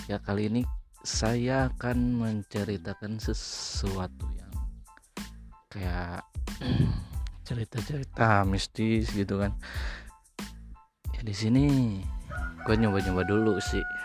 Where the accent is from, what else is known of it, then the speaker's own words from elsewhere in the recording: Bandung, West Java, Indonesia; born there; gitu kan gue lahir di Bandung